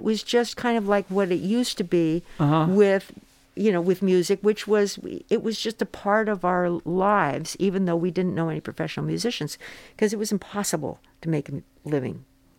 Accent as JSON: {"language": "English", "town": "Phoenix", "region": "Arizona", "country": "United States", "tie": "born or raised there", "said": "I grew up in Phoenix, Arizona"}